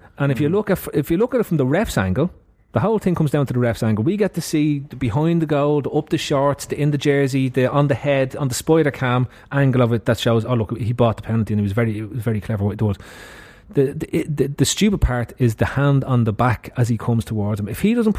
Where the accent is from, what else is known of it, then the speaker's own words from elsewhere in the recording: Ireland; As an Irishman